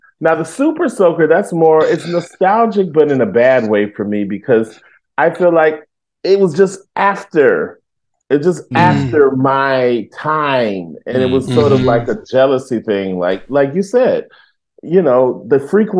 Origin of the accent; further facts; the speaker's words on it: Detroit, Michigan, United States; I grew up in Detroit, Michigan, so I know well about the snowball fights, and I'm not a fan.